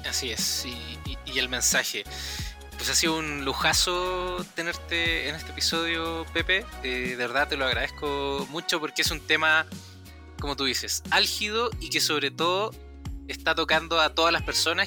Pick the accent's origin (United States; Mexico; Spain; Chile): Chile; accent: Chilean; hablo como chileno rápido